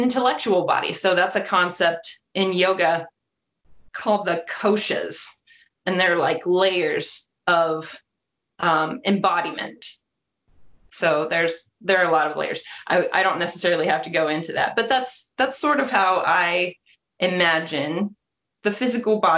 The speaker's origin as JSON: {"language": "English", "town": "Columbus", "region": "Ohio", "country": "United States", "said": "I'm from Columbus, Ohio"}